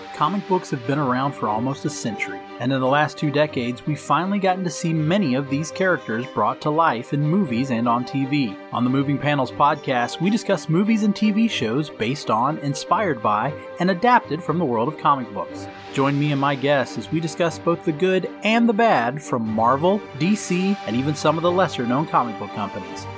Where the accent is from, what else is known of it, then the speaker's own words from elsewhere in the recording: Covington, Georgia, United States; my hometown